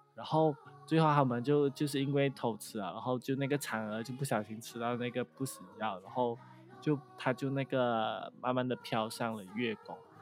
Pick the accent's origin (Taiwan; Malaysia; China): Malaysia; 虽然我们的祖先就是从，就是，呃，中国就是来到马来西亚